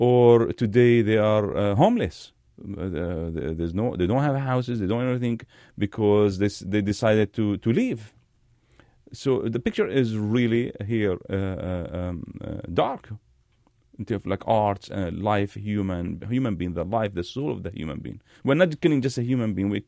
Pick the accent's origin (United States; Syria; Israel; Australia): Syria; And now I see um, in my passport, uh, you see I'm Syrian also.